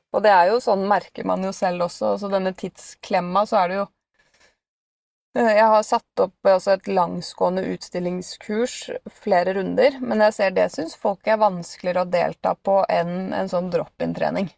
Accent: Bærum, Akershus, Norway; den eh, lokale hundeskolen uh, i Bærum, da, der jeg kommer fra.

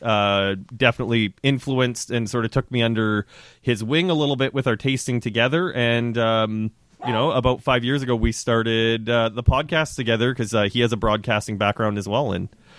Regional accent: Canada; moved away as an adult; now in Ontario, Canada; I grew up in Western Canada, just north of North Dakota, so it's. I think a lot of similar industry, a lot of ranch land and farmland up there. And when I moved to Ontario in 2007

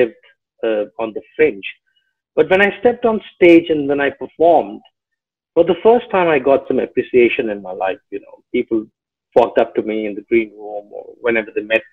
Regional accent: Delhi, India; moved away as an adult; also born or lived in Ghazipur, Uttar Pradesh; now in Mumbai, India; I've literally lived, educated, grown up all my life in Delhi. So yes, Delhi was home.

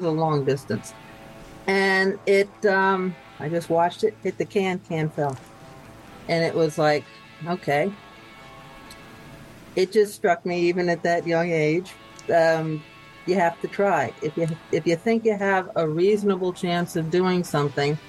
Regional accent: Hudson, New York, United States; I grew up in Hudson, New York

